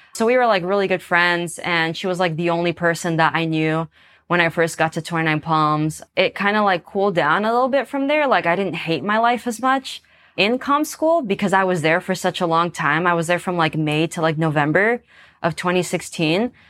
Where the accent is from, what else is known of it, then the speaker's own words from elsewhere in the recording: San Diego, California, United States; I'm from San Diego, California, and my childhood was all right